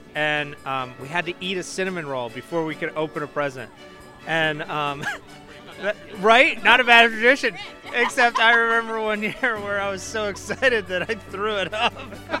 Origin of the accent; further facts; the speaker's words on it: DuBois, Pennsylvania, United States; I'm from Dubois.